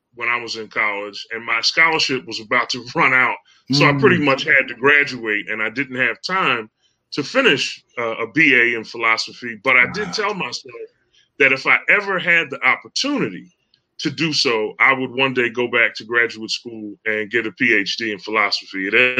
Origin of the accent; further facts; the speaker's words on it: Philadelphia, Pennsylvania, United States; also born or lived in Houston, Texas; I'm from Philadelphia, Pennsylvania, originally. I was born and raised there. I was born to an African-American father and a Caucasian mother.